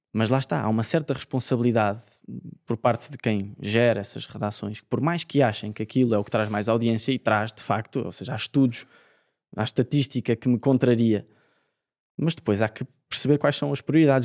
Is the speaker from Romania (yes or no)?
no; Portugal; como português